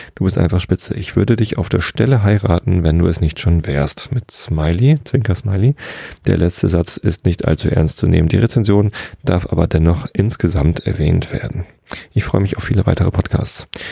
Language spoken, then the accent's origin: German; Hamburg, Germany; als Hamburger